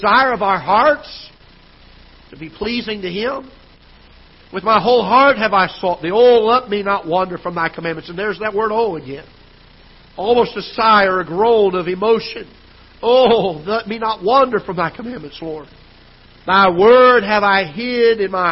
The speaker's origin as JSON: {"language": "English", "region": "South Florida", "country": "United States", "tie": "born or raised there", "moved": "yes", "lives_now": "Festus, United States", "said": "When I was a kid growing up in Florida, South Florida, back then, years ago"}